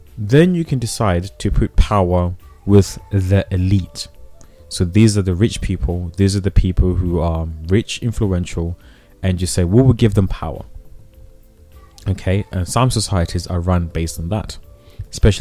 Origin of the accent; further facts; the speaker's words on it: Zimbabwe; I come from Zimbabwe. I was born in Zimbabwe.